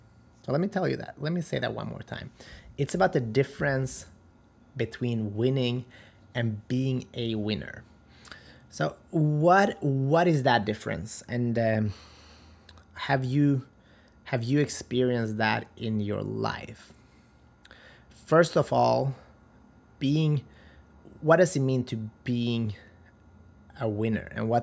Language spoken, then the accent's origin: English; North Macedonia; I'm originally from Macedonia, and that means a winner in life.